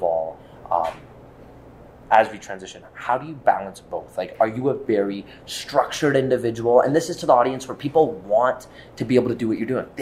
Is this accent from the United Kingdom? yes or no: no; Edmonton, Alberta, Canada; I'm born and raised in Edmonton